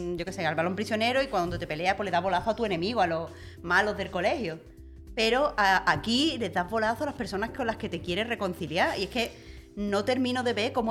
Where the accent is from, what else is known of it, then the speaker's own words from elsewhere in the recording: Andalusia, Spain; moved away as an adult; yo soy de Andalucía